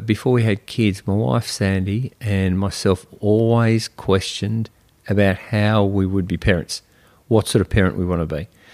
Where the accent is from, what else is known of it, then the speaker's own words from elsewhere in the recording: Melbourne, Victoria, Australia; I grew up in Melbourne, uh, in a bayside suburb